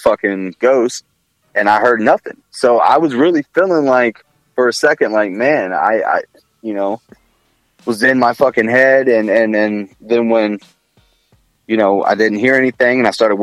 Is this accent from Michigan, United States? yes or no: no; Columbus, Ohio, United States; I'm from Columbus